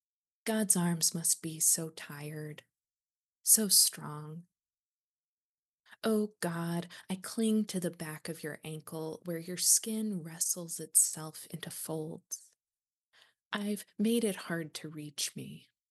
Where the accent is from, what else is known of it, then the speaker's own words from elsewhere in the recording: the South, United States; moved away as an adult; And so I think growing up in the South, we see those contradictions all the time, everywhere. And part of, I've realized in my, like, I've spent now 18 years living outside of the South.